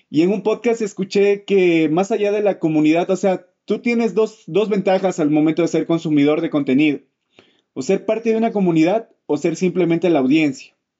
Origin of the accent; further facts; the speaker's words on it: Ecuador; esta comunidad ecuatoriana en la que vivimos